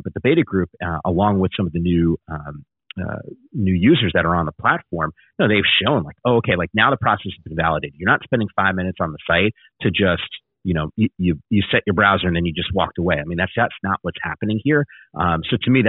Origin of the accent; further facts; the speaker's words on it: Northern New Jersey, United States; BJ and I grew up in Northern New Jersey